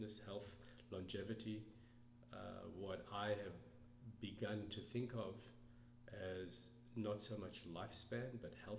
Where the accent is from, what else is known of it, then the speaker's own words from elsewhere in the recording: South Africa; moved away; I grew up in South Africa